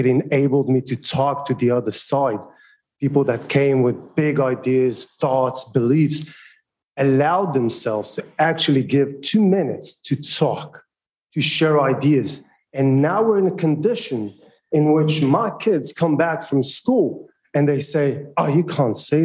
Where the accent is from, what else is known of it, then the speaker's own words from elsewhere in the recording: Israel; now in New Zealand; I'm a Jew. I'm from Israel